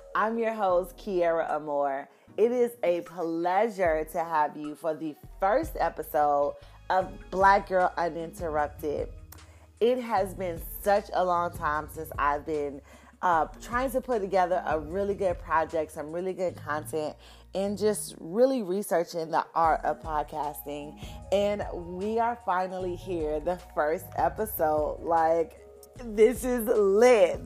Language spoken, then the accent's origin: English; Miami, Florida, United States; moved away as an adult; now in Houston, United States; I relocated from Miami